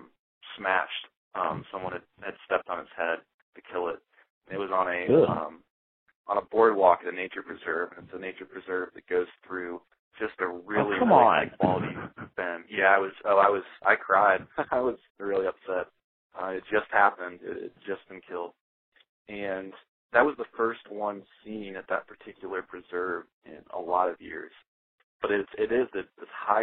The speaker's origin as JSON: {"language": "English", "town": "Worthington", "region": "Ohio", "country": "United States", "tie": "born or raised there", "also_born_or_lived": "Dublin, Ohio", "said": "I'm from Worthington. Well, I grew up in Dublin and Worthington"}